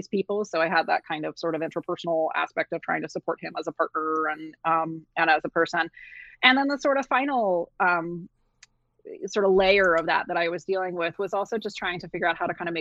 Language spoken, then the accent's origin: English; Ohio, United States; moved away as an adult; also born or lived in San Juan, Puerto Rico; I grew up in Ohio